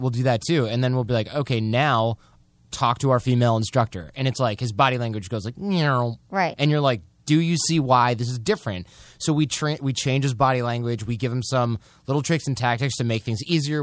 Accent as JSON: {"language": "English", "region": "Michigan", "country": "United States", "said": "We're basically from Michigan"}